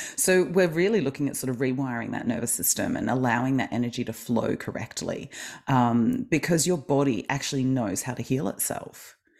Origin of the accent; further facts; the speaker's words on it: Melbourne, Victoria, Australia; I am from Melbourne, Australia